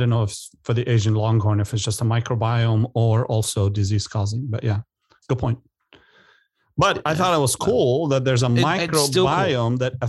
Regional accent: Beirut, Beirut Governorate, Lebanon; born or raised there; now in United States

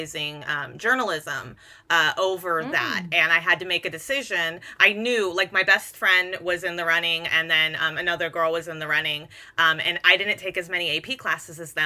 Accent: Hayward, California, United States; also born or lived in San Lorenzo, California; I grew up in Hayward originally, and then we moved to technically we never even moved to San Lorenzo. We were in unincorporated Hayward in the San Lorenzo School District.

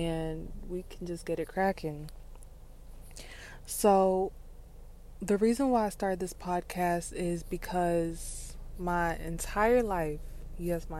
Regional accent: South Florida, United States; I am from South Florida and I am Haitian

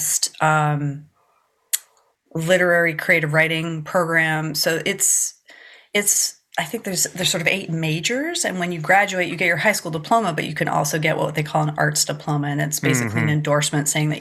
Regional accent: Newmarket, Ontario, Canada; moved away as an adult; also born or lived in Saskatchewan / Montreal, Quebec; now in Washington, DC, United States; when I was seven, we moved to Newmarket, Ontario, which is about 40 minutes north of Toronto. So I basically spent most of my growing up time and years in the Toronto suburbs

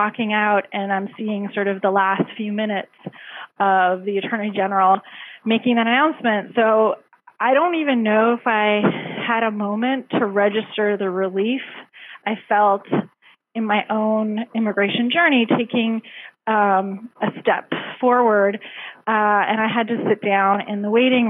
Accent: Canada; now in United States; I'm actually Canadian

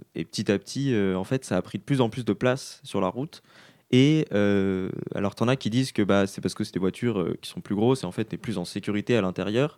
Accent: Grenoble, Auvergne-Rhône-Alpes, France; also born or lived in Quebec; now in Quebec City, Canada; c'est la ville d'où je viens, dans le sud-est de la France

